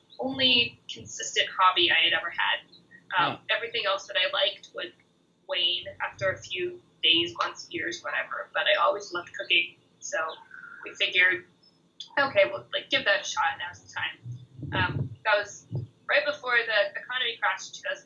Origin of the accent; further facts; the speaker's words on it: Reno, Nevada, United States; moved away as an adult; also born or lived in Middlebury, Vermont; I was born in Reno, Nevada